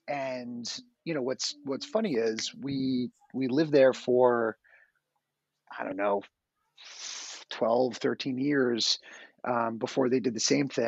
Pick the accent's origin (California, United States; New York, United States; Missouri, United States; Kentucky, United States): New York, United States; Spring Valley; also born or lived in Bronx, New York / Suffern, New York; I grew up in Spring Valley. And we moved to Suffern when I was going into high school.